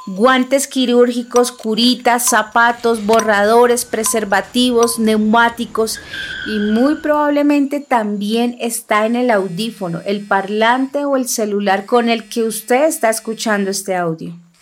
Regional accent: Bogotá, Colombia; first language Huitoto; Spanish is a second language; also born or lived in La Chorrera, Amazonas (ancestral origin); Nací en Bogotá, la capital, pero mi origen y el de mi familia está en un sitio llamado La Churrera, ubicado en el departamento del Amazonas, al sur de Colombia

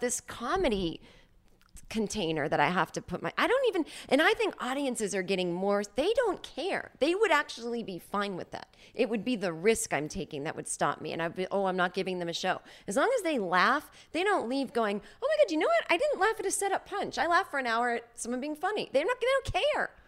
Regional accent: Boston, Massachusetts, United States; I'm from Boston

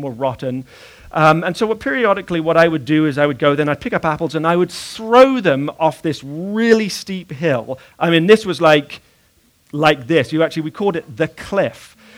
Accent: Bath, South West England, United Kingdom; When I was about 10 years old, I was living in a house in the city of Bath

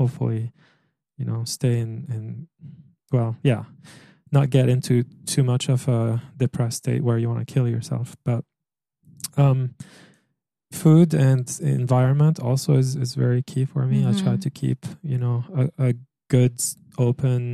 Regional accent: Egypt; moved away; also born or lived in France; growing up in Egypt

